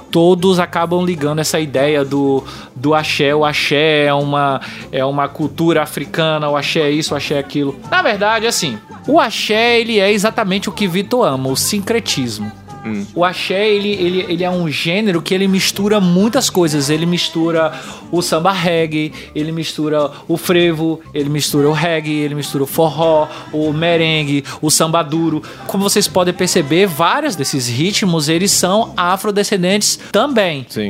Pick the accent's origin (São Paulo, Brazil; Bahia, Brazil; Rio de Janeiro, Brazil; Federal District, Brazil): Bahia, Brazil; Para falar da minha terra. Vai, Bahia!